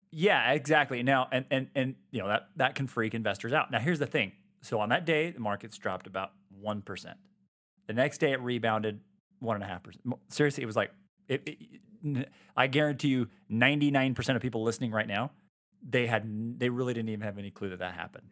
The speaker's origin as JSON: {"language": "English", "region": "Utah", "country": "United States", "tie": "born or raised there", "said": "born and raised here in Utah."}